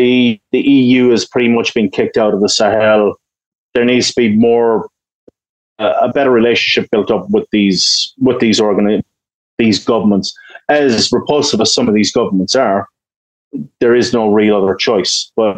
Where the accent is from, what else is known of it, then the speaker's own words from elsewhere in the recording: Ireland; I'm Irish, you know, we have a long history of peacekeeping and stuff like